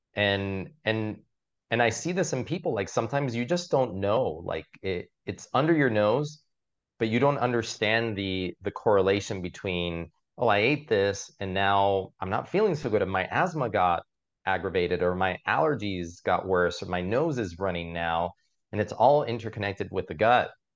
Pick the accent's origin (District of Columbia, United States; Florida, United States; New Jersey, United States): Florida, United States; Miami; now in New York City, United States; I grew up in Miami